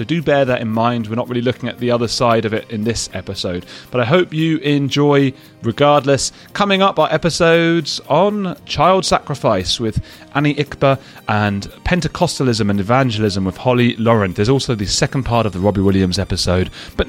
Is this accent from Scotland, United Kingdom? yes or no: no; London, United Kingdom; Assange had to flee and spent years living in the Ecuadorian embassy in my hometown of London.